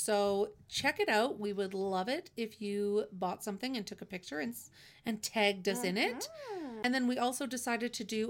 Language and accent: English; Canada; because we're Canadian